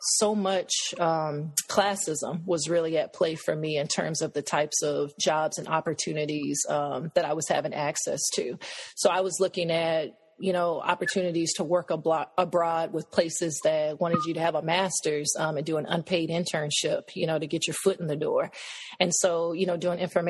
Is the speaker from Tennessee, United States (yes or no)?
yes; Nashville, Tennessee, United States; moved away as an adult; also born or lived in Cameroon; now in Taunton, United States; I'm from Nashville, Tennessee. I currently live in Taunton, Massachusetts